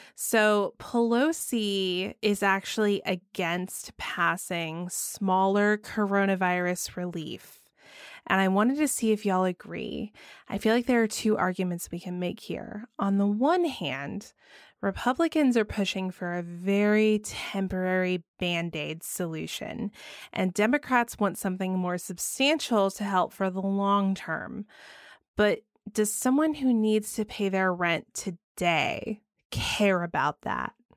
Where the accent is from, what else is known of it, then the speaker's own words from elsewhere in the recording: Georgia, United States; my home state of Georgia